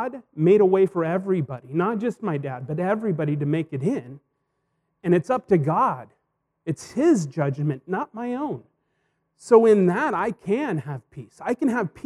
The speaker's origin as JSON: {"language": "English", "town": "Hermiston", "region": "Oregon", "country": "United States", "tie": "born or raised there", "moved": "yes", "said": "Hermiston, my hometown"}